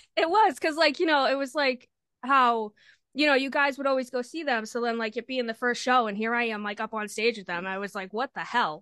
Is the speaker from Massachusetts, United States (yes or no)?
yes; Lynn, Massachusetts, United States; I'm from Lynn, Lynn, Massachusetts.